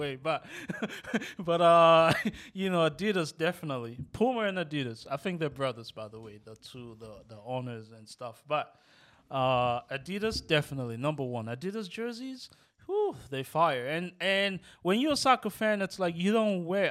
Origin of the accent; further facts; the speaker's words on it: Nigeria; also born or lived in Rosedale; now in United States; growing up in Nigeria